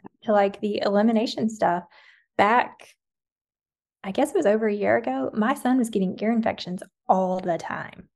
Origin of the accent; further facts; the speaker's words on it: the South, United States; growing up in the South